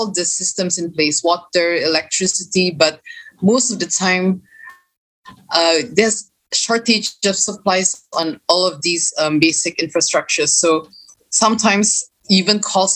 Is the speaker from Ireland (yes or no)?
no; Kampung Lokos, Sabah, Malaysia; This particular example is in Kampung Lokos, that is my hometown.